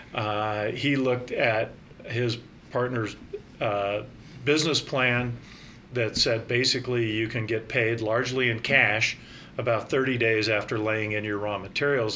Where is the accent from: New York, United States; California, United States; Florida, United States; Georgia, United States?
California, United States; Northern; moved away as an adult; also born or lived in Salt Lake City / Sacramento; now in Bend, United States; I grew up in Northern California